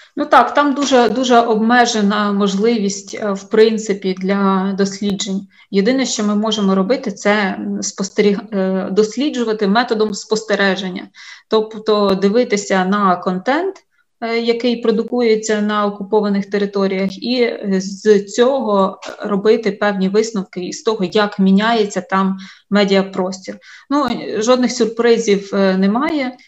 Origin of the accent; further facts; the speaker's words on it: Vinnytsia, Vinnytsia Oblast, Ukraine; я сама з Вінниці